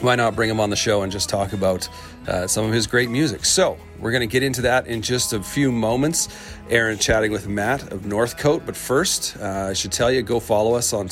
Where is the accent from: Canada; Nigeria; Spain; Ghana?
Canada; as a Canadian